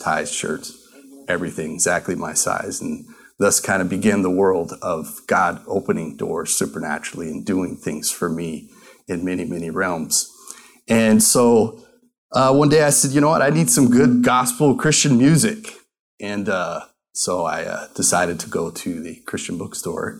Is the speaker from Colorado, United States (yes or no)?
yes; Colorado, United States; moved away as an adult; also born or lived in Tulsa, Oklahoma; now in Arizona, United States; I grew up actually in Colorado